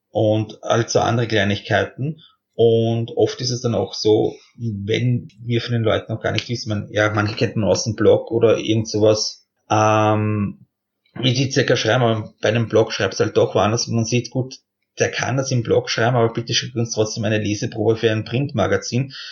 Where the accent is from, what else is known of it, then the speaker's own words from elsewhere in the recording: Austria; Ich meine, als Österreicher tut man sich halt ein bisschen schwer, so aus diesem kleinen Land herauszukommen.